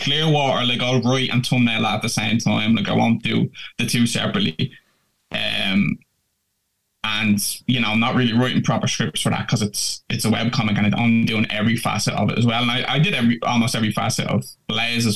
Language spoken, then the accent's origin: English; Dublin, Leinster, Ireland; my hometown, like, which is Finglas in Dublin